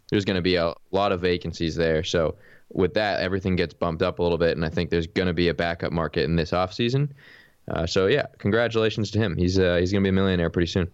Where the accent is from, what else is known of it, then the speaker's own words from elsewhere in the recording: United States; I'm from America